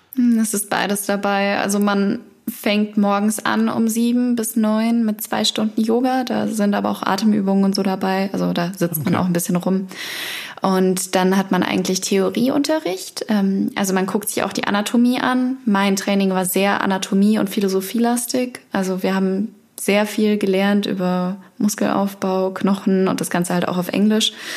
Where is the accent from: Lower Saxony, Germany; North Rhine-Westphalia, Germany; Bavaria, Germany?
Bavaria, Germany; near Regensburg, Upper Palatinate; moved away as an adult; now in Berlin, Germany; aus der Nähe von Regensburg